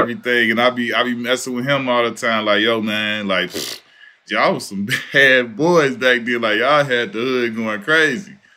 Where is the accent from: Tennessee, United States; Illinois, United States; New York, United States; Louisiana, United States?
Illinois, United States; Chicago; I'm from Chicago